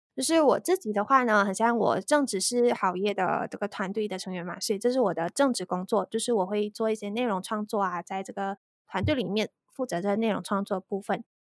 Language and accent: Chinese; Malaysia; 我是来自马来西亚